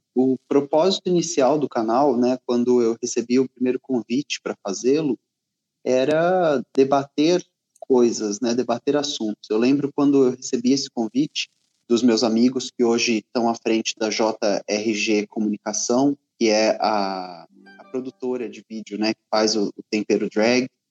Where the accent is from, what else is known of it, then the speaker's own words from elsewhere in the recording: Ribeirão Preto, São Paulo, Brazil; moved away; also born or lived in Rio de Janeiro; eu sou natural de Ribeirão Preto, que é no interior de São Paulo